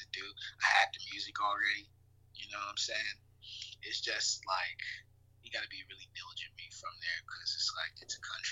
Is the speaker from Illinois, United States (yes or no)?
no; Little Rock, Arkansas, United States; now in Winter Park, United States; Growing up in Arkansas, kind of just it's no resources